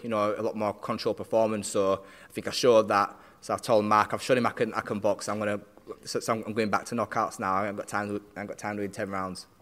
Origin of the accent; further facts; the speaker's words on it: Barnsley, Yorkshire and the Humber, United Kingdom; we're both South Yorkshire lads. He's Sheffield, I'm from Barnsley